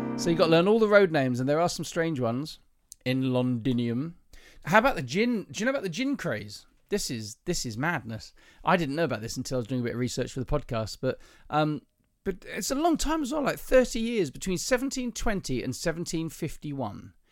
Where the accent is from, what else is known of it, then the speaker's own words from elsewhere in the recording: the south of England, United Kingdom; Being a southerner